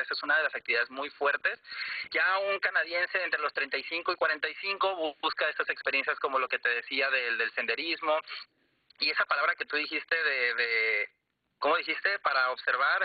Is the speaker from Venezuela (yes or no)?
no; Mexico; Nosotros como mexicanos